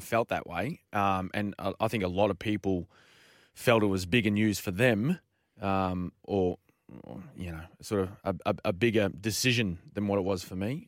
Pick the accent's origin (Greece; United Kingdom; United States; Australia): Australia; as Australian people